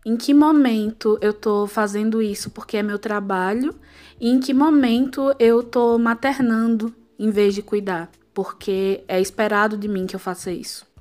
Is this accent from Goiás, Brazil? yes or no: no; Pernambuco, Brazil; accent: Pernambucan; sou pernambucana, como dá para perceber pelo sotaque